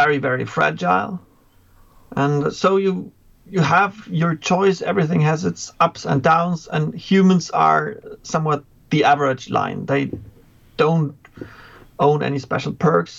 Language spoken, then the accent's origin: English; Germany; from Germany, teaching grades 5 to 12 right now